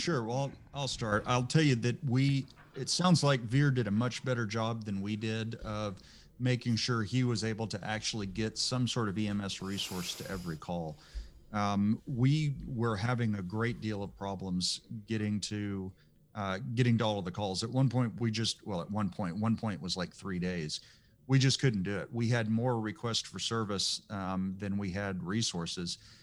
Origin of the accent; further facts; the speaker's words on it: Texas, United States; I'm just as Texan as you are